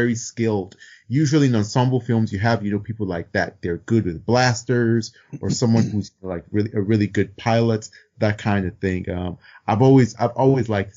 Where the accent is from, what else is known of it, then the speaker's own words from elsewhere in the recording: Nigeria; I'm also Nigerian